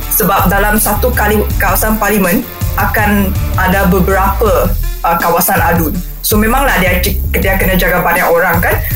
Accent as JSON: {"language": "Malay", "country": "Malaysia", "said": "kita sebagai orang Malaysia sebagai rakyat"}